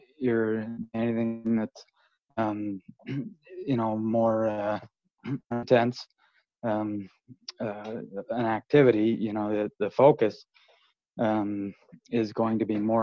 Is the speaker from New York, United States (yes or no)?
no; New Jersey, United States; moved away as an adult; also born or lived in Colorado; now in Moab, United States; my first 18 years growing up in Jersey